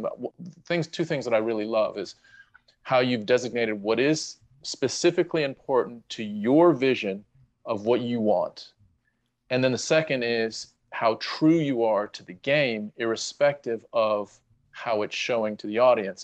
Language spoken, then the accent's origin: English; United States; moved away; I'm Ameri-, we're American